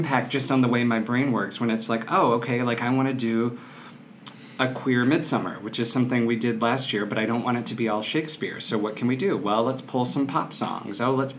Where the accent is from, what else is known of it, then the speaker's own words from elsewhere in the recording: Mississippi, United States; accent: Southern; So I grew up in South Mississippi. I'm born and raised a southern gentleman who has 8 years of acting in college and grad school to get the dialect out of my mouth, but it can come back quickly.